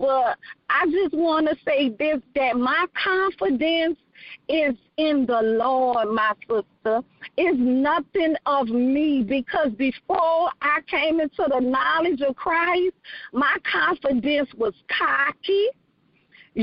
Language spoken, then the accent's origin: English; New Orleans, Louisiana, United States; now in Texas, United States; I am from New Orleans, Louisiana, born and raised